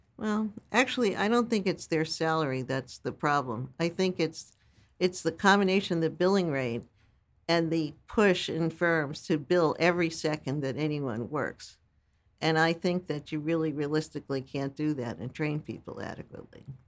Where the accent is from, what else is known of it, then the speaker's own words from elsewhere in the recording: New York City, New York, United States; also born or lived in Brooklyn, New York; My family moved to Staten Island